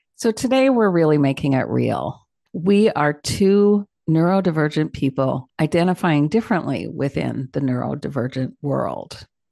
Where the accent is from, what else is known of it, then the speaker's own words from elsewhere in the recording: Toronto, Ontario, Canada; growing up in Toronto, Canada